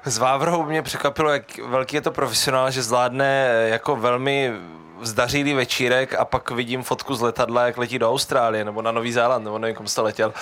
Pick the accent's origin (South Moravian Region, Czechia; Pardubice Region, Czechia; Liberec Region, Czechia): South Moravian Region, Czechia; Brno; já jsem se narodil v Brně